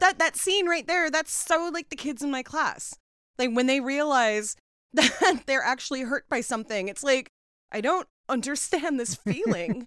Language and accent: English; Seattle, Washington, United States; I was born and raised in Seattle